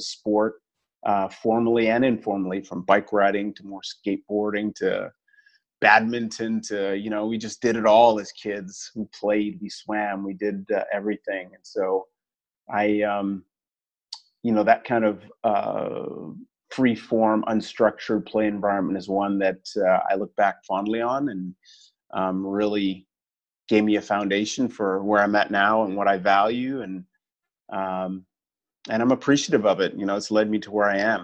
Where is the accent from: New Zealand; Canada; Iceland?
Canada; Toronto, Ontario; moved away as an adult; also born or lived in Bahamas / Washington, District of Columbia, United States / Asia; now in Cayman Islands; moved back to Canada and loved my years growing up in Toronto